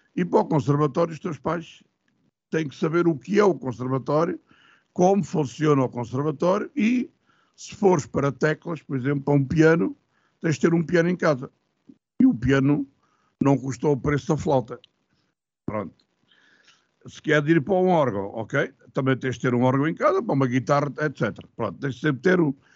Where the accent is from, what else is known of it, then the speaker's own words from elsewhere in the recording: Lisbon, Portugal; Sou de Lisboa, freguesia da Pena, mais conhecida pelo Campo de Santana